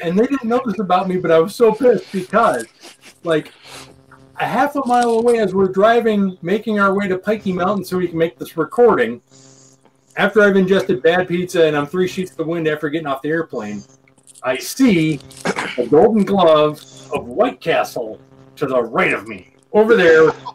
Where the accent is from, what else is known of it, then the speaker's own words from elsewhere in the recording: Minnesota, United States; Born and raised in Minnesota